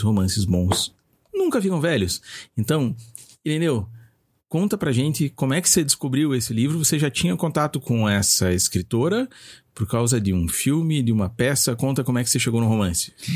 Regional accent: Brazil; accent: Brazilian; Eu vou ler com o meu sotaque brasileiro mesmo

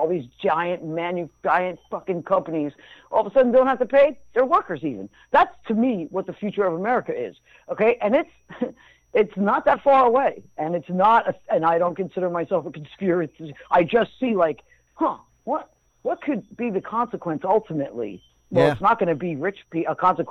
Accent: United States; I'm American. You know, I'm proud to be American.

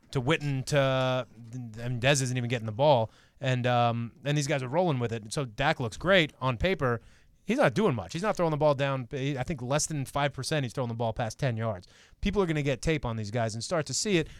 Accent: New York, United States; I'm from New York

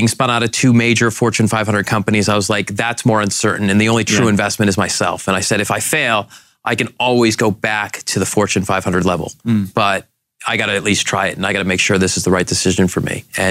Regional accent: Boston, Massachusetts, United States; moved away as an adult; now in Boise, United States; So the light bulb moment for me was I grew up in Boston and then was recruited by Weyerhaeuser to Boise.

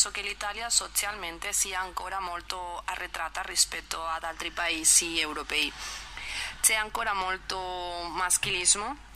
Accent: Spain; Italian is a second language; Io sono spagnola

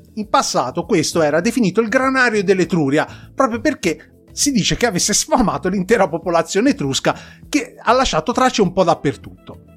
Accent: Tuscany, Italy; fatto da Toscani Doc

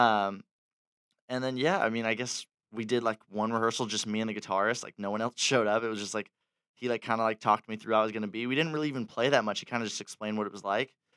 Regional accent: Fullerton, California, United States; born and raised in Orange County, Fullerton

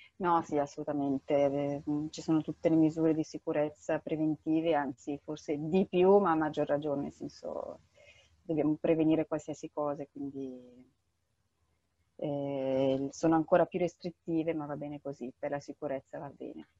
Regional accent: Bergamo, Lombardy, Italy; moved away as an adult; now in Yemen; vengo da Bergamo

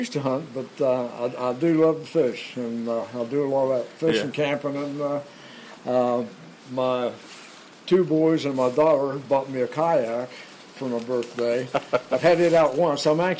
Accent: Clarksburg, West Virginia, United States; now in Randolph County, United States; born and raised in Clarksburg. Lived in Randolph County now since 1969.

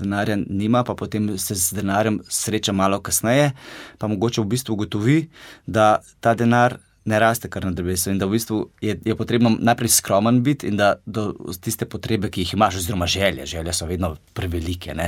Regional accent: Gorenjska, Upper Carniola, Slovenia; Sam sem iz Gorenske

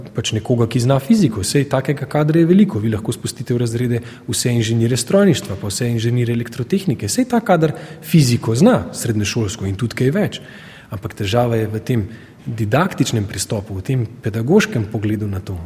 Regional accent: Slovenia; Jaz tudi znam govoriti slovensko, se sem rojen v Sloveniji

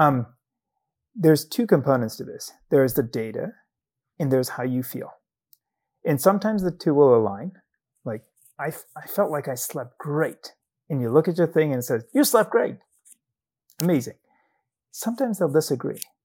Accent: Zambia; moved away as an adult; I grew up in Zambia in southern Africa. I did medical school there

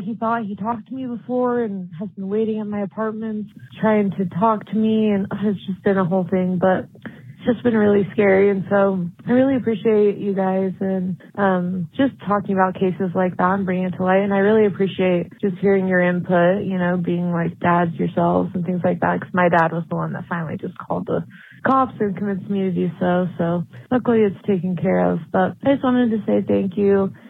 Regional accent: Utah, United States; Um, I'm from Utah

